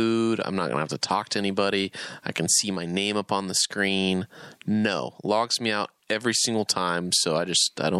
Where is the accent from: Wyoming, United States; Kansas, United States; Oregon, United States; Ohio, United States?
Kansas, United States; Manhattan; we're from Manhattan, Kansas